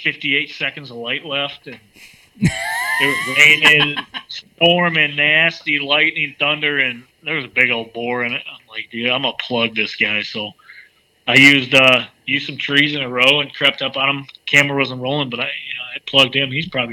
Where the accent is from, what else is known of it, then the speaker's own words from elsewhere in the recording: Michigan, United States; he's from PA, I'm from Michigan.